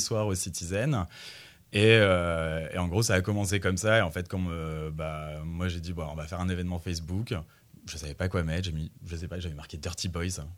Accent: Bourges, Centre-Val de Loire, France; je viens de Bourges

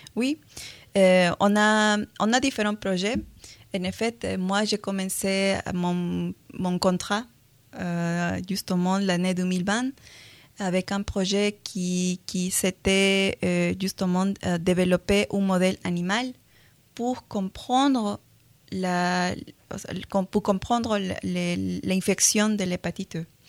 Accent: Peru; accent: Latin American; French is a second language; now in France; je suis péruvienne

